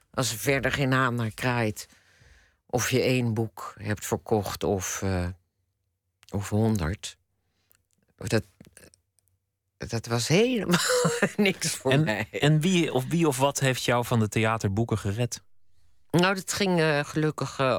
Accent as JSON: {"language": "Dutch", "town": "The Hague", "region": "South Holland", "country": "Netherlands", "said": "Want ik dacht, ik ga dan dat, dat winkeltje dat, dat was in Rotterdam. Ik kwam uit Den Haag. Ik, ik dacht, ik wil weg naar een andere stad."}